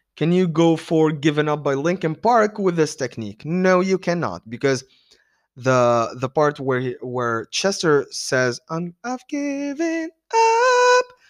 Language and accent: English; Tunis, Tunis Governorate, Tunisia; I am from Tunis.